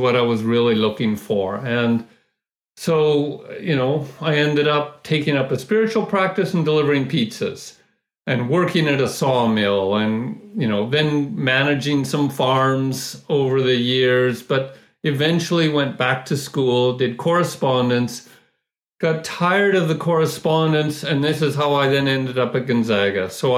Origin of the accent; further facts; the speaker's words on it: Vancouver, British Columbia, Canada; No, Vancouver. And we drive to Seattle for concerts, yeah.